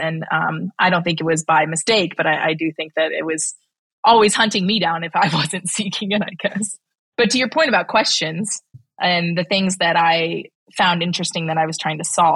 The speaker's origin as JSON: {"language": "English", "region": "Nebraska", "country": "United States", "tie": "born or raised there", "also_born_or_lived": "Missouri / East Coast", "moved": "as an adult", "lives_now": "Cleveland, United States", "said": "Born and raised in Nebraska and Missouri, ended up on the East Coast for the last 11 years."}